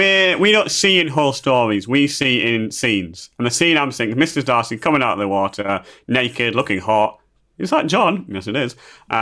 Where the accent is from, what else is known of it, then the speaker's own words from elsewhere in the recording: Yorkshire and the Humber, United Kingdom; I'm from Yorkshire